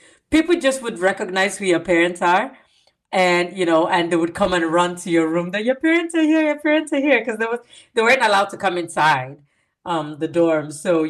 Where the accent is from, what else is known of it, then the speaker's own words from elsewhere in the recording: Nigeria; moved away; boarding school in Nigeria